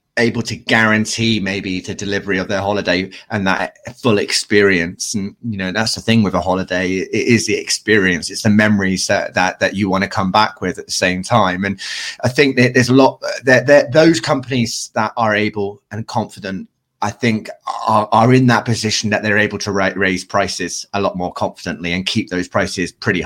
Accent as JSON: {"language": "English", "country": "United Kingdom", "said": "as a British people"}